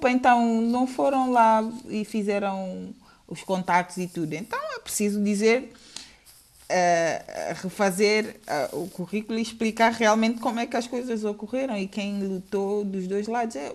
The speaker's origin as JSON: {"language": "Portuguese", "country": "Angola", "tie": "born there", "said": "é Angola, nós temos uma roça que foi rebatizada com o nome de Agostineto, foi onde eu nasci, diga-se de passagem."}